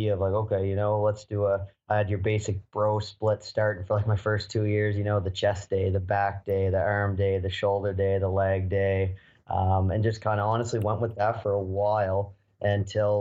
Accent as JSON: {"language": "English", "town": "Halifax", "region": "Nova Scotia", "country": "Canada", "tie": "born or raised there", "said": "my hometown here where I'm from in Halifax."}